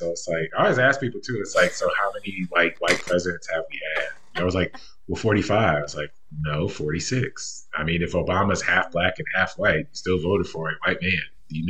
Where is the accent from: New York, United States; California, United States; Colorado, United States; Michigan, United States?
Michigan, United States; I grew up in Michigan, so that was the Eastern time zone.